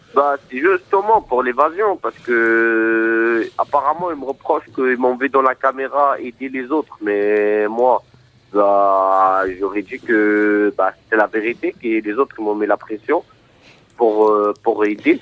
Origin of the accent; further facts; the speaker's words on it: Morocco; now in France; Moi, déjà, je suis de nationalité marocaine. Je suis marocain